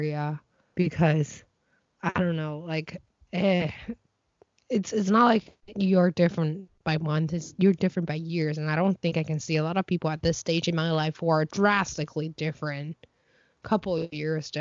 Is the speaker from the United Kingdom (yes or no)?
no; Beijing, China; moved away; my family was born and raised in Beijing for like three generations now